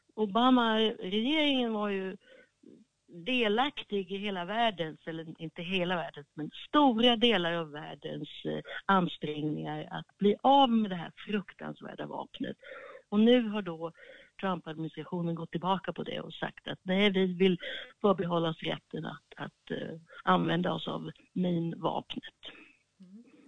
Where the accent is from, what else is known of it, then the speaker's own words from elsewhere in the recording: Sweden; now in Washington, United States; vi som svenskar